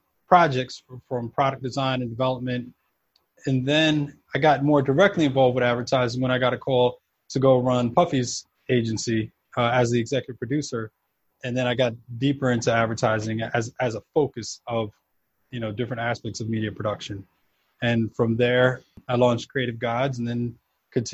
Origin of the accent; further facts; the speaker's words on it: New York City, New York, United States; moved away as an adult; also born or lived in South America / Houston, Texas; now in New Jersey, United States; I was kind of all over, mostly New York, a bit of back and forth to South America because that's where my family's from